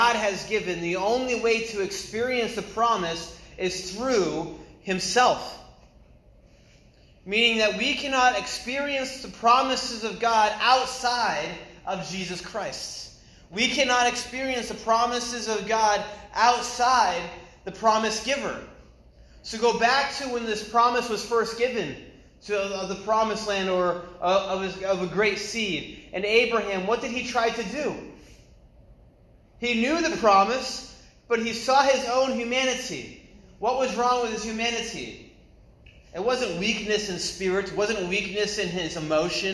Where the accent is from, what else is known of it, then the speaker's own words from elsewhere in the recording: New England, United States; moved away as an adult; also born or lived in China; I'm from New England.